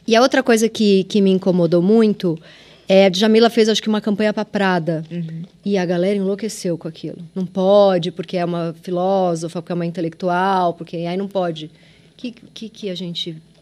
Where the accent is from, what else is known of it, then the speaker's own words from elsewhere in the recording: São Paulo, Brazil; accent: Mooca; eu vim da ZL